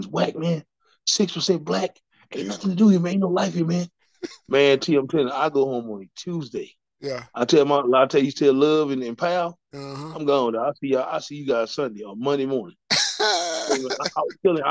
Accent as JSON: {"language": "English", "town": "Waco", "region": "Texas", "country": "United States", "said": "I'm from Waco, Texas"}